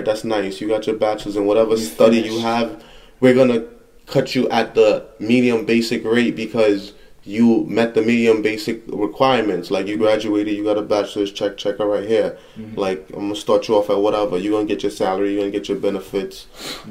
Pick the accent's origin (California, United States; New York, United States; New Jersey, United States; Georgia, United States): New Jersey, United States; I was from Jersey, I went to Long Island City, Queens